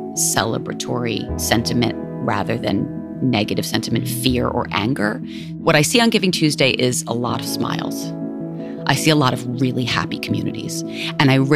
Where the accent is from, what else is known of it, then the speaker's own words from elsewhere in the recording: New York, United States; also born or lived in India / Massachusetts; I was raised in the Lower East Side and the East Village